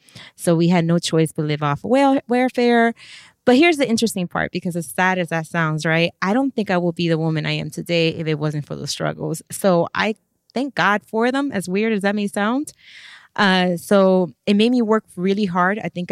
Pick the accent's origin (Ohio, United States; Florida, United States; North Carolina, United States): Florida, United States; Miami; Ooh, take me back. I was raised with a single mother.